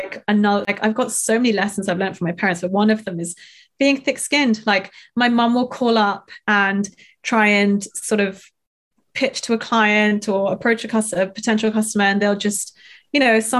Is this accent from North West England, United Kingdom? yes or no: no; London, United Kingdom; we grew up in North London and we had a nice sort of normal life